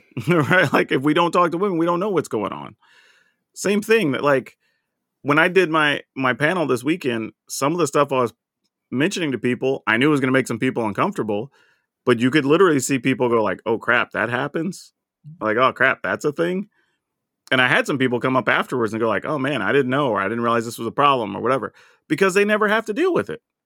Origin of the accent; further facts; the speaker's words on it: the South, United States; growing up in the South